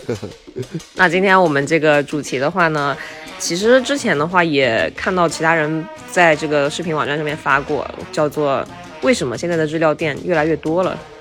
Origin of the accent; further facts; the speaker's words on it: Taiyuan, Shanxi, China; moved away; 我回老家，在太原，我老家是山西太原的